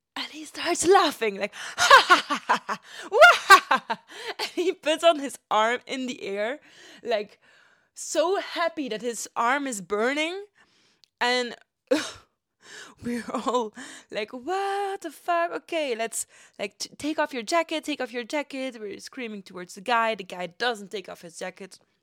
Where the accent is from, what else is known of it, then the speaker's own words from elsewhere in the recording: Ghent, Flanders, Belgium; now in Germany; my hometown, Gent